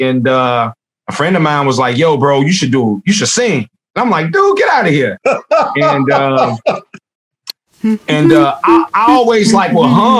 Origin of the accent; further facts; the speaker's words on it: Chicago, Illinois, United States; growing up in Roseland